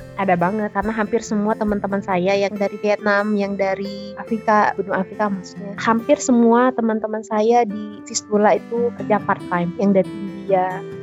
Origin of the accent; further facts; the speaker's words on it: Indonesia; moved away as an adult; now in Poland; kita orang Indonesia